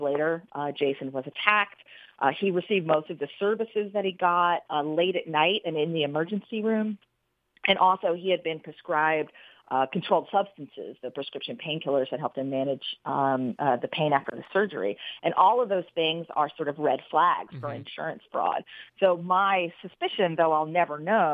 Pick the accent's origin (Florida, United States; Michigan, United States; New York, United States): New York, United States; Troy; my hometown of Troy, New York